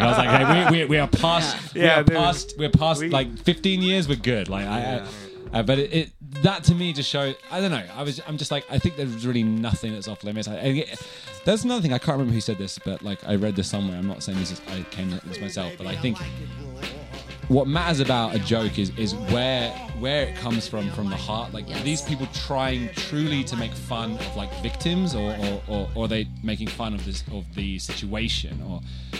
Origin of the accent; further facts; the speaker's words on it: New York, United States; born there; I was born in New York